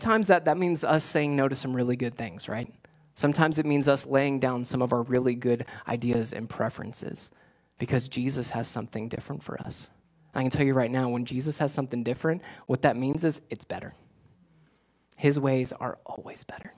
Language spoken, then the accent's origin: English; South Florida, United States; moved away; I grew up in South Florida